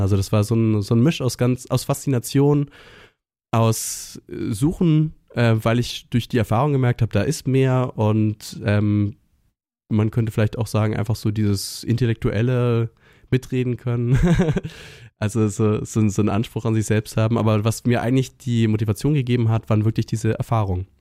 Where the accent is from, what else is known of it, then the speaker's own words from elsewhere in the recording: Northern Germany, Germany; ich komme aus Norddeutschland